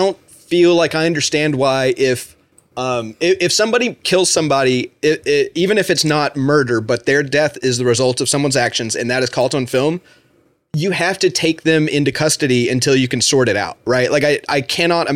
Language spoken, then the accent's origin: English; United States; I, as an American